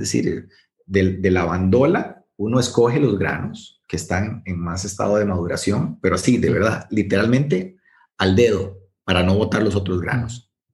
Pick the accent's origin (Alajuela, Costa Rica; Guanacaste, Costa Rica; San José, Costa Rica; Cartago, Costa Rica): Guanacaste, Costa Rica; yo soy de Guanacaste